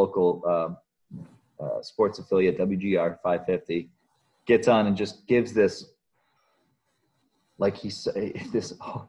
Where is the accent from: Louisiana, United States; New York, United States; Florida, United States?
New York, United States; Western; moved away as an adult; now in Pittsburgh, United States; growing up in Western New York